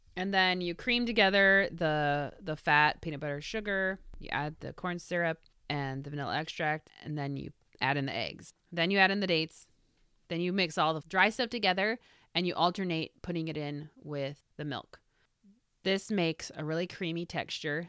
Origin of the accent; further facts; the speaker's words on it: Midwest, United States; moved away; I grew up in the Midwest